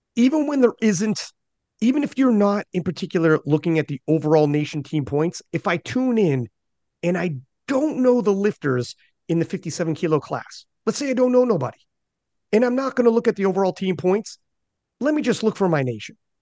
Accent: Canada; I'm Canadian

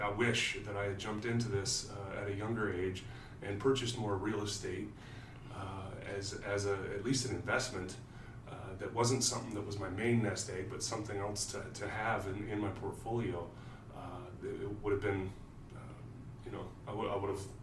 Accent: California, United States; also born or lived in Kansas / Sacramento; now in Indianapolis, United States; I'm from California, but I consider Kansas home.

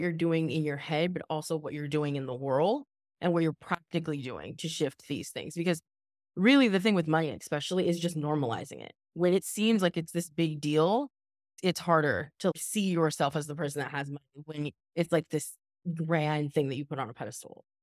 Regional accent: Southern California, United States; also born or lived in Los Angeles; I'm from Southern California, and I was living in Los Angeles

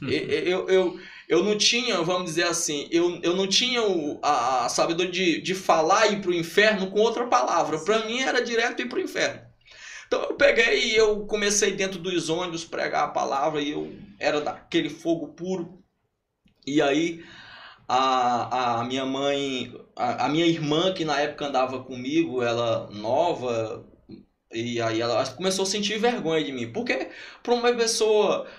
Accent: Luís Correia, Piauí, Brazil; also born or lived in Brasília / São José do Divino / Joca Marques / Gilbués; now in Lagoa de São Francisco, Brazil; mas me criei em Carapebas. Carapebas é o interior de Luiz Correia.

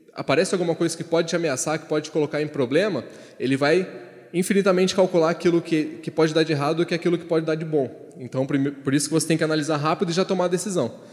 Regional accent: Ribeirão Preto, São Paulo, Brazil; lá de Ribeirão Preto.

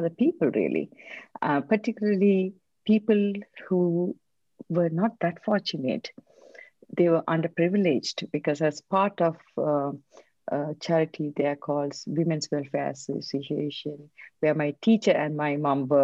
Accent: Sri Lanka; English is a second language; also born or lived in Bangalore, India; now in United Kingdom; I am from Sri Lanka. As a child, I grew up there in a war zone

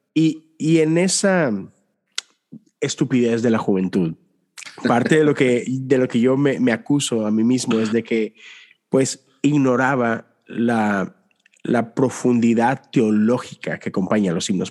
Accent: Mexico; crecí en México

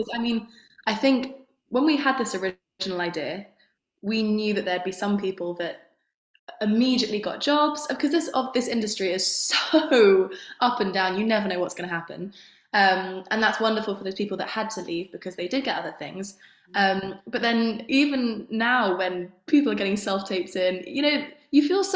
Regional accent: London, United Kingdom; I am London, born and bred

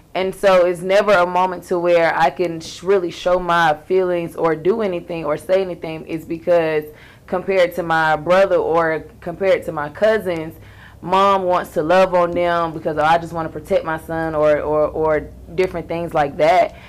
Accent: Valdosta, Georgia, United States; now in Atlanta, United States; I'm from Valdosta

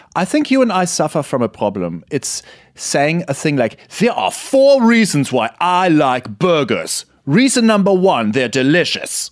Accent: Germany

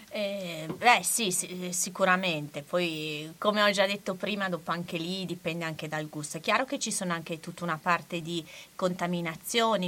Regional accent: Bologna, Emilia-Romagna, Italy; essendo bolognese

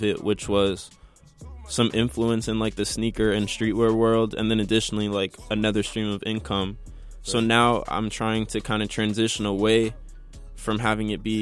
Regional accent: Maplewood, New Jersey, United States; I'm 17 years old. And I'm from Maplewood

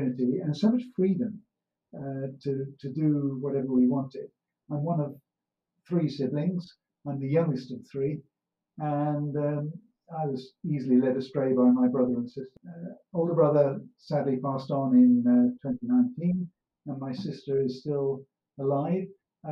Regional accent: Doveridge, East Midlands, United Kingdom; born or raised there; also born or lived in Wolverhampton

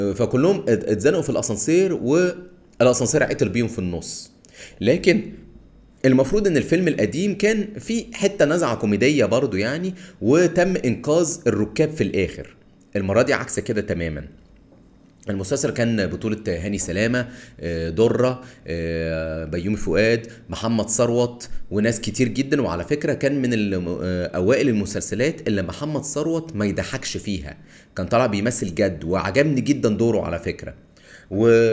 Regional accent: Cairo, Cairo Governorate, Egypt; انا من القاهره

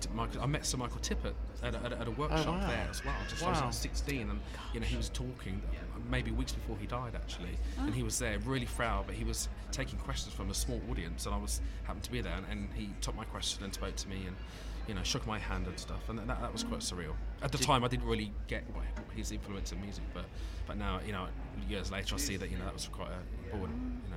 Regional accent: Birmingham, West Midlands, United Kingdom; now in London, United Kingdom; No, I suppose my accent just went over after being here for a while. But I do. My roots are from Birmingham, and I spent many glorious years at the conservatoire, you know

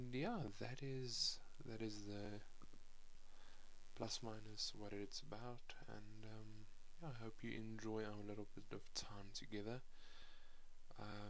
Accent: Johannesburg, Gauteng, South Africa; I come from South Africa, Johannesburg to be precise.

